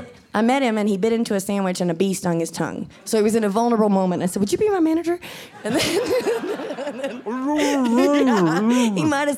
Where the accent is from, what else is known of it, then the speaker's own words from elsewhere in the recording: South Carolina, United States; also born or lived in California / Brooklyn; now in Nashville, United States; but then I moved to California, and I was like, oh, it's okay. Like, you don't have to look like all my friends on Facebook to be from South Carolina. Like, you know what I mean? Like, I wanted to get away from the South.